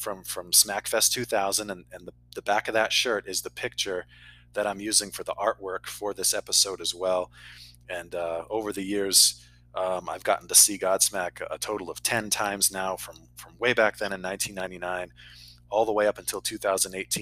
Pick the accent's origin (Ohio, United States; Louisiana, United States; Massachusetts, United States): Massachusetts, United States; I'm from Massachusetts, about an hour south of Boston